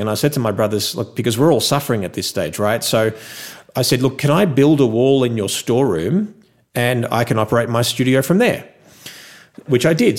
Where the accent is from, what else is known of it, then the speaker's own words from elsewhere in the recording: Melbourne, Victoria, Australia; moved away as an adult; also born or lived in Los Angeles, United States; now in Las Vegas, United States; born and raised in Melbourne, Australia, uh, from a Greek background